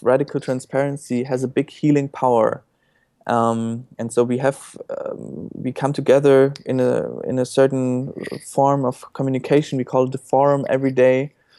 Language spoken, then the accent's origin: English; Germany; English is a second language; Well, I grew up in Germany.